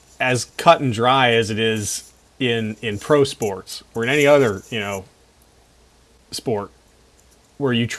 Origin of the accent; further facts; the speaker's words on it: New York, United States; moved away; also born or lived in Florida; I grew up in New York.